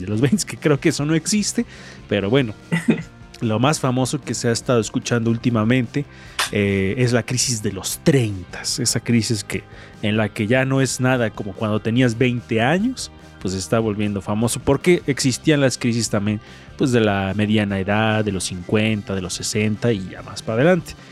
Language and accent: Spanish; Mexico; soy mexicano